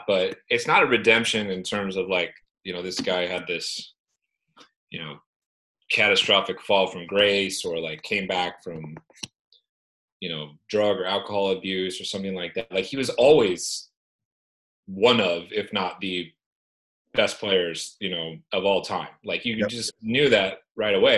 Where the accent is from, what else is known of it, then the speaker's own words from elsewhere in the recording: Northern California, United States; growing up in Northern California